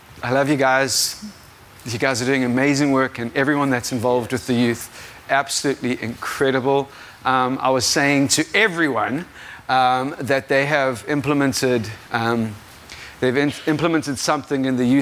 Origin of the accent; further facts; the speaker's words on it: South Africa; If you didn't realize, I am not from America. I am 100% South African.